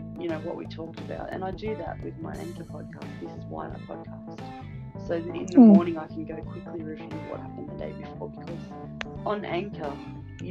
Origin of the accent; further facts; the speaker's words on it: Australia; You can't understand a word I'm saying because I'm Aussie.